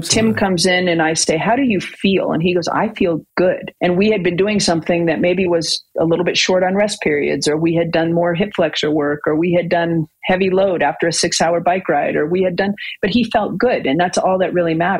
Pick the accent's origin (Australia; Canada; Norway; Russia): Canada; We're all Canadian